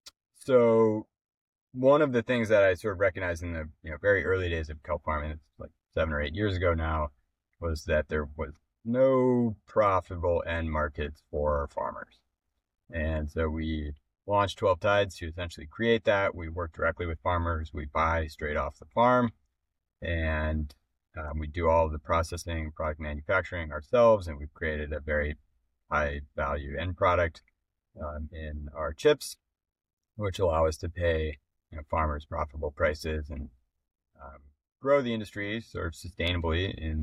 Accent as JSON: {"language": "English", "region": "Minnesota", "country": "United States", "tie": "born or raised there", "said": "So, I didn't grow up by the ocean. I grew up actually in Minnesota, but the conservation was pretty well woven throughout my family."}